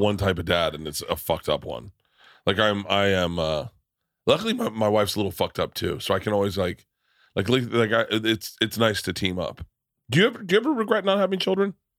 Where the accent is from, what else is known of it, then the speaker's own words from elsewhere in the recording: Florida, United States; moved away as an adult; now in Los Angeles, United States; I grew up in Florida